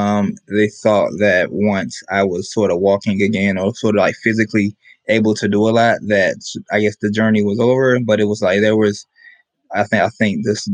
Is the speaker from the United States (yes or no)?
yes; Tampa, Florida, United States; I am from Tampa, Florida.